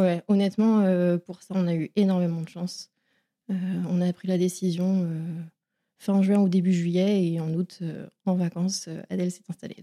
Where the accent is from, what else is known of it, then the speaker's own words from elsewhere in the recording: Vitré, Brittany, France; also born or lived in Saint-Malo; je suis bretonne, je suis née à Saint-Malo et j'ai grandi à Vitré, près de Rennes.